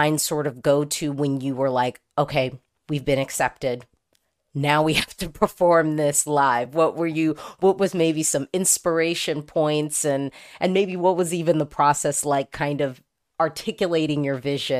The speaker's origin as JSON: {"language": "English", "country": "United States", "said": "I'm an American Eurovision fan."}